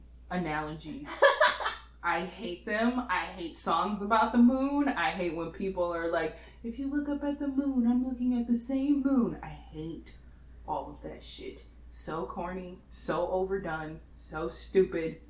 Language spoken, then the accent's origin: English; Midwest, United States; I'm from the Midwest